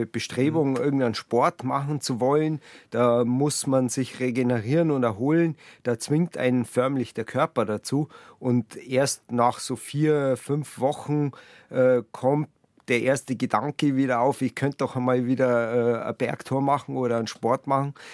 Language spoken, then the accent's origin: German; Buching, Bavaria, Germany; da wo ich gelebt habe früher, wo ich aufgewachsen bin, in äh, Buching. Da hat man zwar die Berge direkt vor der Haustür